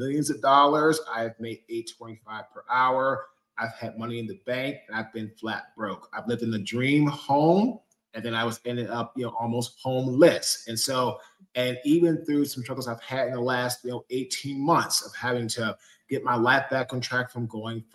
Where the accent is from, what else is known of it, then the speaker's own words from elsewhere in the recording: Washington, District of Columbia, United States; now in Fuquay-Varina, United States; I am originally from Washington, D.C. I now live in Fuquay, Varina, North Carolina